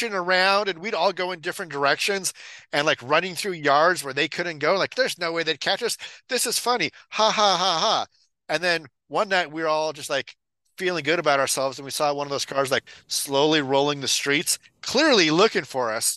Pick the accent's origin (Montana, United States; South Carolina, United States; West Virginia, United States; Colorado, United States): Colorado, United States; Evans; growing up in Evans, Colorado, you know, the bad side of Greeley